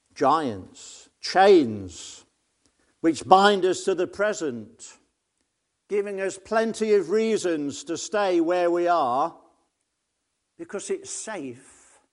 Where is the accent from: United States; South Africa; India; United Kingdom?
United Kingdom; Nottingham, East Midlands; I come from Nottingham